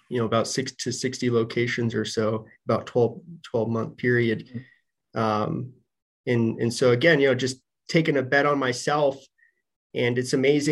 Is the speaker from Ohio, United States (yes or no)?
no; Denver, Colorado, United States; moved away as an adult; also born or lived in Michigan; I'm from Denver.